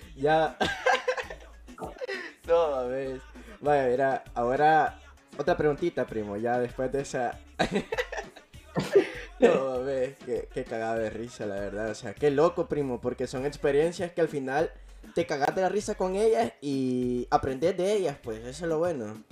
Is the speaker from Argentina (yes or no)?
no; El Salvador